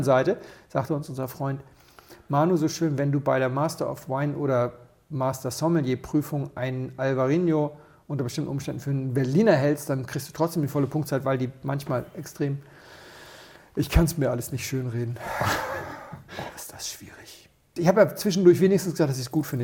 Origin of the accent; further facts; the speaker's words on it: Rías Baixas, Galicia, Spain; moved away; das ist ja eigentlich meine Heimat.